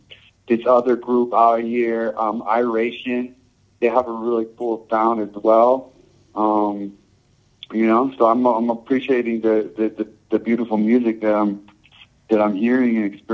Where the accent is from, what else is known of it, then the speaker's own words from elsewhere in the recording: United States; born there; I was born here in America, and when I was young, you know, I always loved reggae and played reggae music